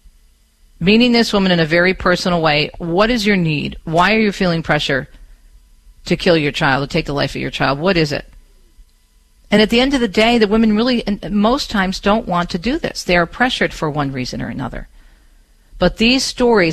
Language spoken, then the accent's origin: English; Michigan, United States; my home state of Michigan